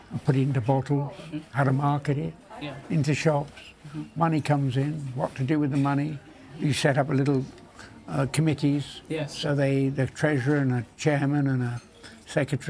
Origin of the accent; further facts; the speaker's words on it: England, United Kingdom; As an English beekeeper too, as a beekeeper